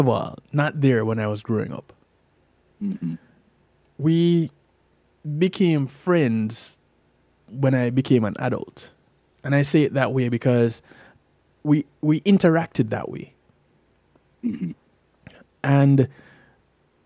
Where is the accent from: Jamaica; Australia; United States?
Jamaica; growing up in Jamaica